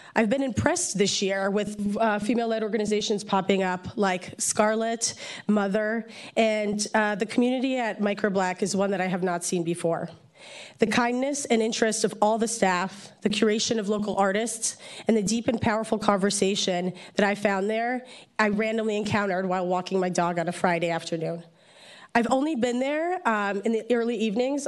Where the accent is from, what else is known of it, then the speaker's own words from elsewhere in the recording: Poland; also born or lived in New Jersey; now in San Francisco, United States; I'm a political refugee from Poland, born and raised in Poland.